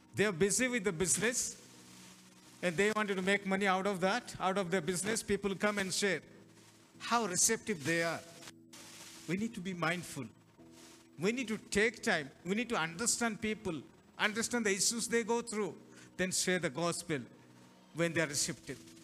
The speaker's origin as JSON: {"language": "English", "town": "Hyderabad", "region": "Telangana", "country": "India", "said": "we are from Telangana, Hyderabad"}